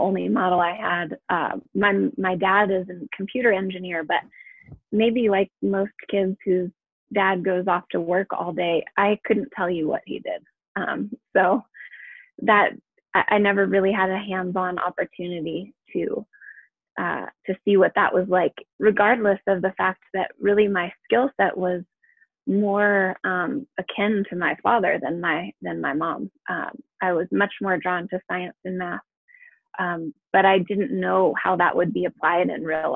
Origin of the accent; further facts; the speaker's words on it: San Diego, California, United States; moved away as an adult; now in Colorado, United States; I grew up in San Diego, where the weather is pretty temperate all year round.